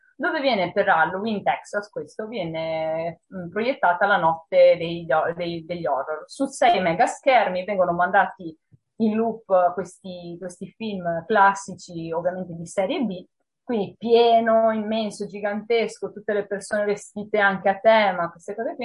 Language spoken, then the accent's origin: Italian; Monselice, Veneto, Italy; la biblioteca del mio paese, che è Monselice